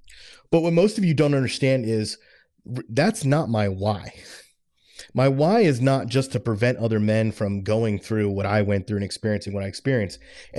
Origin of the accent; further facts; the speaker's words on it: Florida, United States; When I was growing up, I was raised in South Florida, and I lived with my dad and my stepmom.